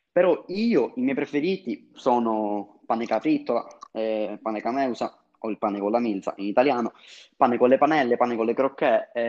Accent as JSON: {"language": "Italian", "town": "Palermo", "region": "Sicily", "country": "Italy", "said": "Io, da vero cittadino palermitano"}